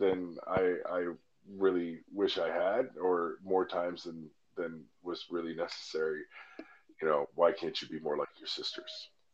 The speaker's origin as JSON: {"language": "English", "region": "Alaska", "country": "United States", "tie": "born or raised there", "moved": "yes", "said": "my hometown in Alaska"}